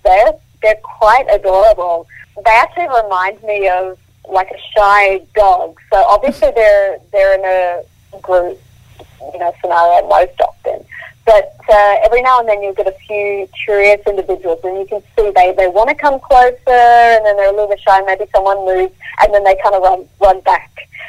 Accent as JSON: {"language": "English", "region": "Queensland", "country": "Australia", "tie": "born or raised there", "also_born_or_lived": "South Africa", "said": "I grew up in Queensland, so I'm used to the warm."}